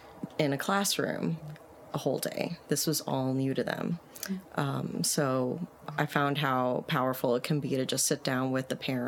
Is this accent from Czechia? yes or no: no; Puerto Rico; now in Nashville, United States; I'm from Puerto Rico. I identify as Puerto Rican. I was born and raised there.